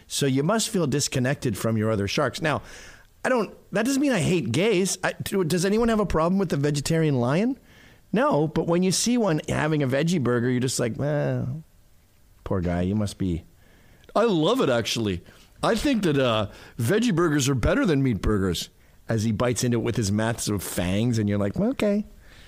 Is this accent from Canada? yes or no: yes; Canada; now in United States; I'm Canadian